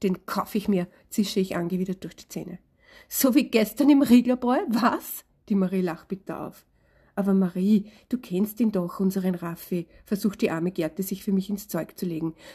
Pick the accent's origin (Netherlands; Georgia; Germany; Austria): Austria; Vienna; Ich bin eine Wiener Autorin mit Hang zum Salzburger Land